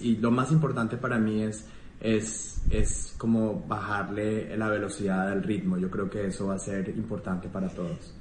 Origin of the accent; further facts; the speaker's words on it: Colombia; moved away; Yo me siento súper colombiano y tengo muchas ganas de volver a vivir en Colombia pronto